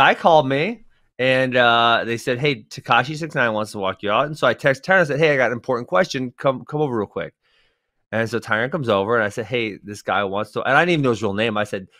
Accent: Churchville, United States; I'm in the streets, man. I'm from Churchville, dog.

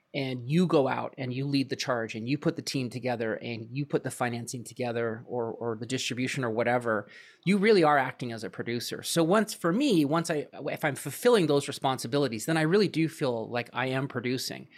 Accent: Vancouver, British Columbia, Canada; moved away; originally I'm from Vancouver, Canada. Uh, that's where I kinda got my start

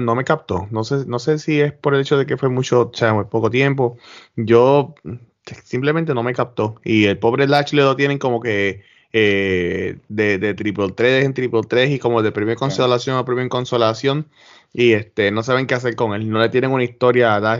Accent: Puerto Rico; somos los boricuas

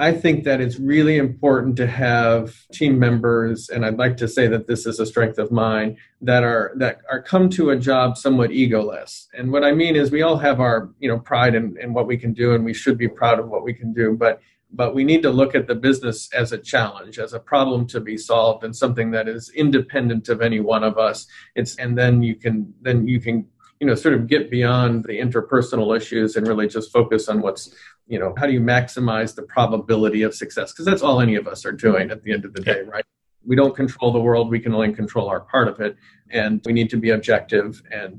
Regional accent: United States; I'm, you know, we're obviously American here

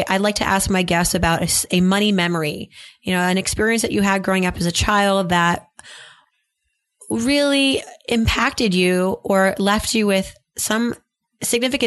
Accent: Philadelphia, Pennsylvania, United States; moved away; also born or lived in Bryn Mawr; I'm from Philadelphia, somewhat

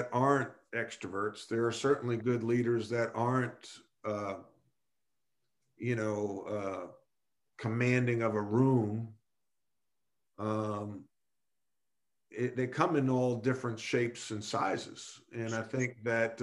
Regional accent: Long Island, New York, United States; moved away as an adult; also born or lived in North Carolina; growing up on Long Island

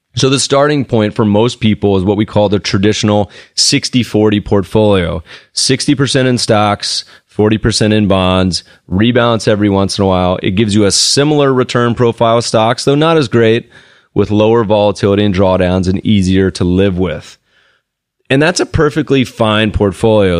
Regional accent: United States; also born or lived in Colorado / Winston-Salem, North Carolina; I grew up in Colorado and in North Carolina. Winston Salem

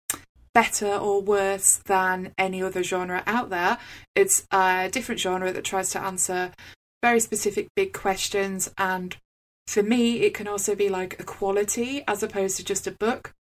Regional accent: United Kingdom; being British

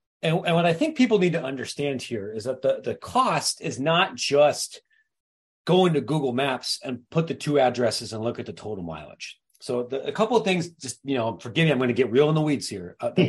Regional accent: Midwest, United States; And as a Midwesterner, what I can tell you here is that means you're relying on Chicago O'Hare

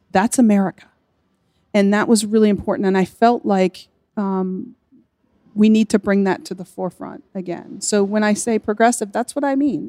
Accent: Kentucky, United States; moved away as an adult; I came from Kentucky. Um, and I, I, was very proud of being from Kentucky

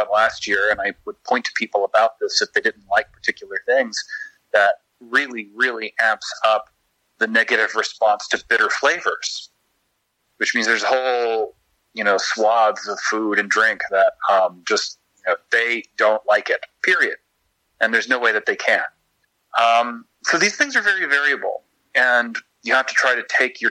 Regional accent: Kentucky, United States; I was born and raised in Kentucky

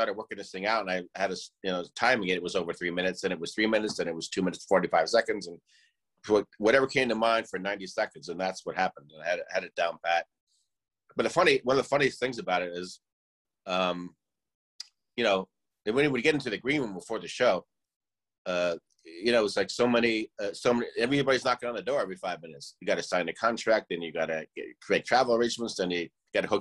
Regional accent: Rye, New York, United States; I'm from Rye, New York

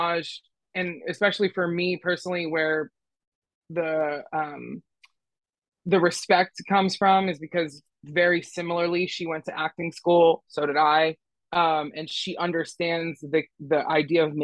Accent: Philadelphia, Pennsylvania, United States; I'm from Philly

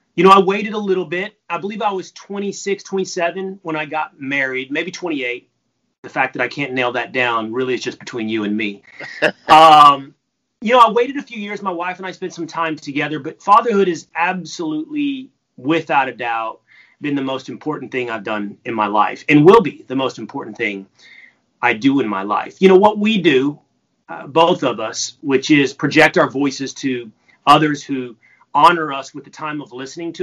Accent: Texas, United States; I'm from Texas

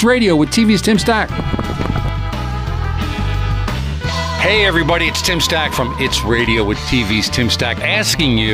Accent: Philadelphia, Pennsylvania, United States; we're both from Philly, both 76er fans

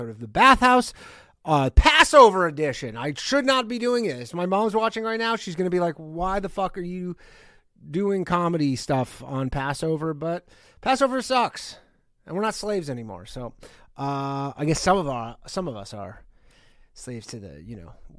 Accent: Canada; moved away; I am Canadian, or was. I still am

